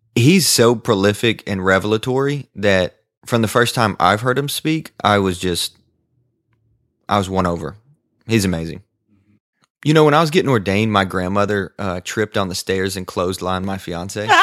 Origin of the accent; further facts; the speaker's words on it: the South, United States; accent: cowboy Southern; I was this guy from the South who had a cowboy Southern accent